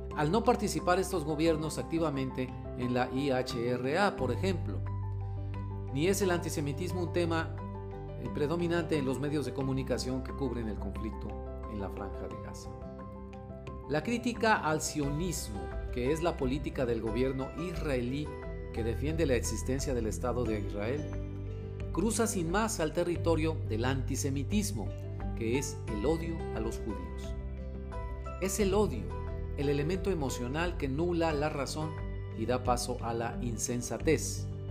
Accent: Mexico; also born or lived in Monterrey, Mexico; Como analista mexicano

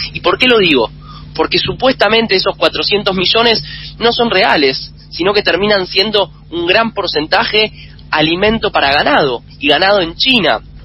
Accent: Argentina; nuestro país

